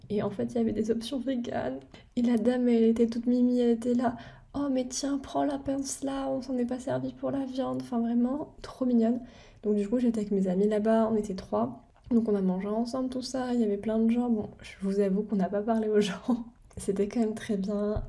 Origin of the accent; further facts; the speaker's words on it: France; first language French; moved away as an adult; now in United Kingdom; je suis française